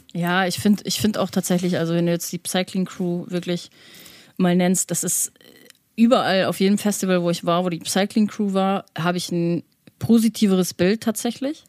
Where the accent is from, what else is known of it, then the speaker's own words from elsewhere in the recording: Germany; wenn du als Deutscher hinkommst, ich meine, ich komme generell vom Land